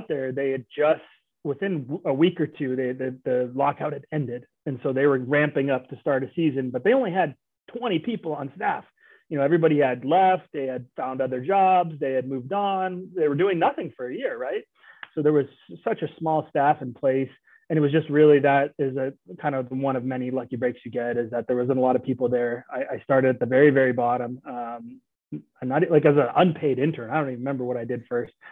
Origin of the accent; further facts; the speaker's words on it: outside Oakland, California, United States; moved away; I grew up outside of Oakland, California, about 20 minutes east, basically.